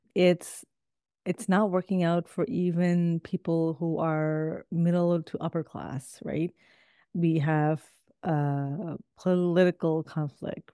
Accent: Toronto, Ontario, Canada; also born or lived in Midwest, United States; now in United States; I actually grew up in Toronto, Canada.

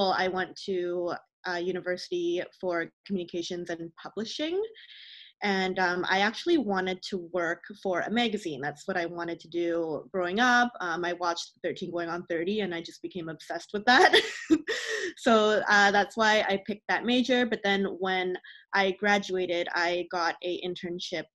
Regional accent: Burnaby, British Columbia, Canada; So I grew up in Greater Vancouver. I've been here, lived here all my life. I grew up in the burbs though, so in Burnaby

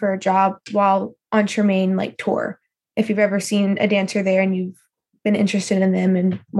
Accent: Louisiana, United States; I'm 17 and I'm from Louisiana.

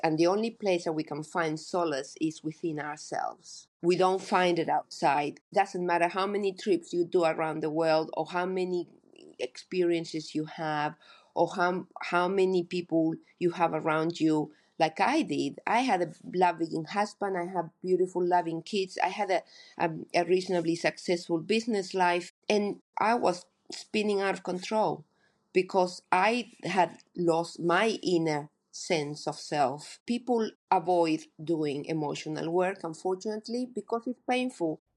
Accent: Argentina; moved away as an adult; now in New Zealand; I grew up in Argentina

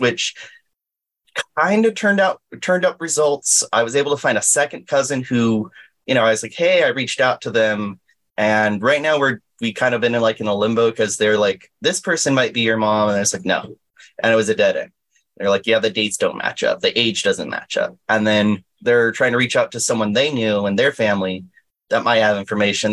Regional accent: Inland Empire, California, United States; also born or lived in Anaheim, California; I've lived here all my life here in the Inland Empire

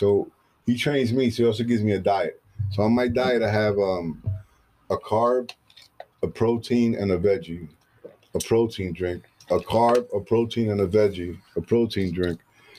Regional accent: New York, United States; I'm from New York.

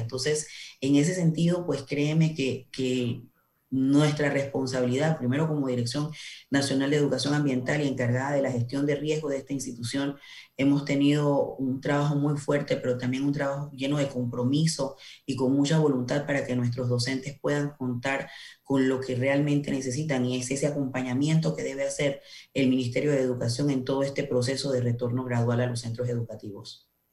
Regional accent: Panamá Oeste, Panama; yo soy del área de Panamá Oeste

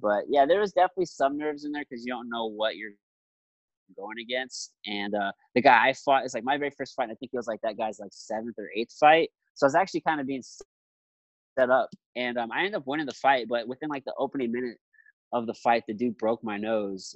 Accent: Jefferson City, Missouri, United States; now in St. Louis, United States; My hometown. I'm from Jefferson City, Missouri.

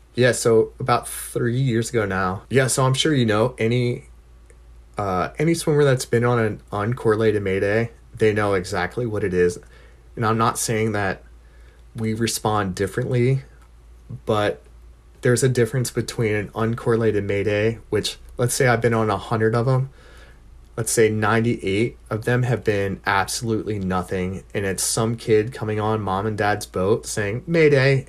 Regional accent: Delaware, United States; from Delaware

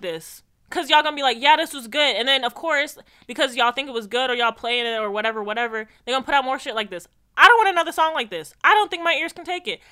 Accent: Jamaica; moved away; as a Jamaican

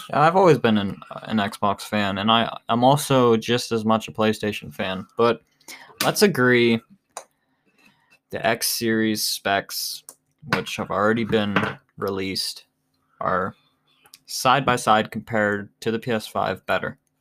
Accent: Arizona, United States; now in Ohio, United States; I was born in Arizona

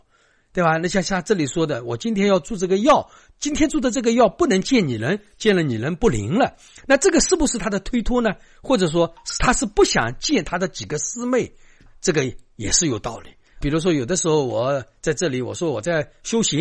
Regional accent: China; 所以我们中国人的礼是很多。

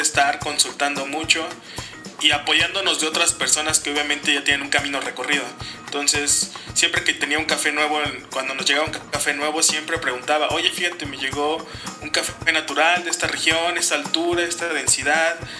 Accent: Cuernavaca, Morelos, Mexico; also born or lived in Mexico City; yo soy de Cuernavaca, vivimos en Cuernavaca, Morelos

